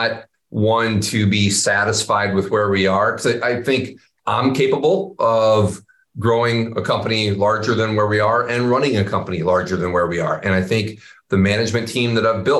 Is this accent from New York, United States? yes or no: no; Iowa, United States; growing up in Iowa